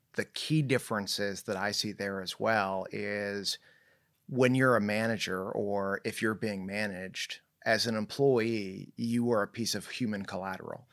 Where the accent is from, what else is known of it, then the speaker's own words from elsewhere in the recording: Irvine, California, United States; also born or lived in Newport Beach, California / Bay Area, California / Tustin, California; I was born in, uh, Newport Beach, grew up in, uh, Irvine